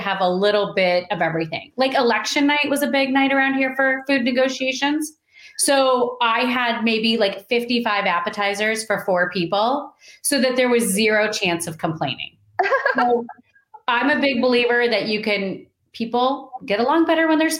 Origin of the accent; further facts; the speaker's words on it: Iowa, United States; moved away as an adult; now in Kansas City, United States; I grew up in Iowa